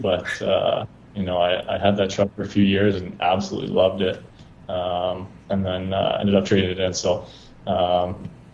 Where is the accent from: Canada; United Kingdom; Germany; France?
Canada; Thunder Bay, Ontario; Growing up in Thunder Bay, it's kind of one of those places where there's more trucks and cars on the road